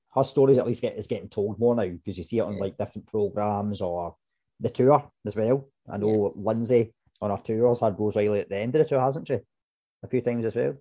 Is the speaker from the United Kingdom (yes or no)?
yes; Scotland, United Kingdom; as Scottish people